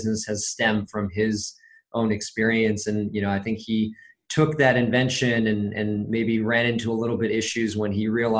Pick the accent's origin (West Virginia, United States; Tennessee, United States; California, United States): California, United States; Los Angeles; I was born in Los Angeles, California, grew up on the West Coast my first 18 years of my life